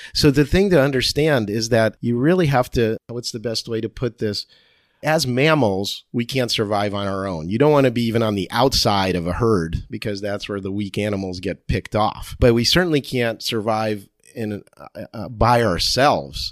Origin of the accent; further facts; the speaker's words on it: Cherry Hill, New Jersey, United States; accent: Jersey; now in San Diego, United States; I went to high school in Cherry Hill, New Jersey